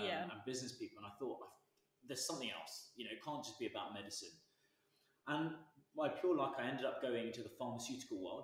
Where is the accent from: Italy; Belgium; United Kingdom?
United Kingdom; Brighton, South East England; I grew up in Brighton, went to school down on the coast